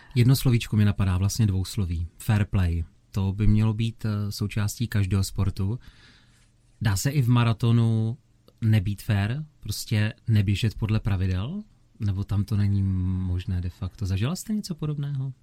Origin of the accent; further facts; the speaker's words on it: Opava, Moravian-Silesian Region, Czechia; v mém rodném městě u Sleského divadla v Opavě